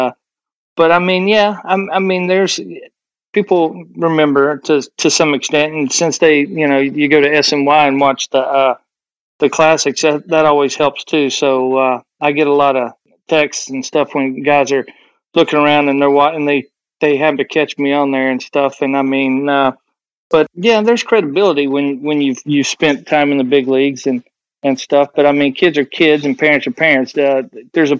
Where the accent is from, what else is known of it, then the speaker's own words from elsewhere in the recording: Southwest Virginia, United States; I'm from Southwest Virginia